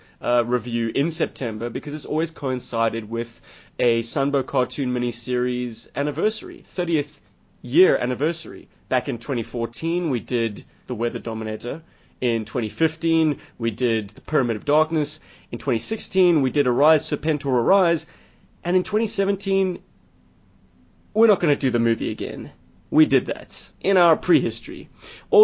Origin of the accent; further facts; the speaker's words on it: South Africa; I'm a South African.